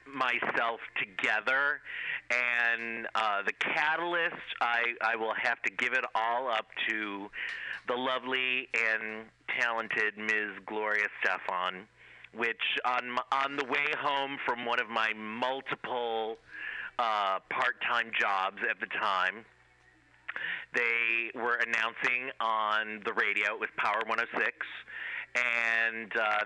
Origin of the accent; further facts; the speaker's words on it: Cleveland, Ohio, United States; I went to school or to college in Ohio, where I'm originally from. I'm from Cleveland, Ohio, believe it or not, the rock and roll capital of the world